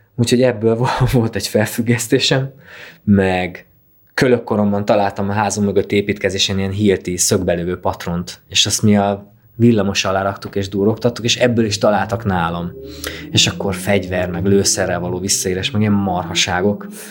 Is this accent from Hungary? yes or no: yes; a small village near Kalocsa, Bács-Kiskun, Hungary; én Kalocsa mellett születtem egy kis faluban